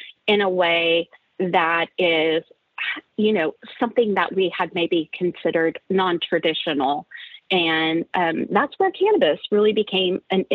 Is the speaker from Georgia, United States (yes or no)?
no; Oklahoma, United States; moved away as an adult; also born or lived in San Francisco Bay Area, California; I'm originally from the Oklahoma area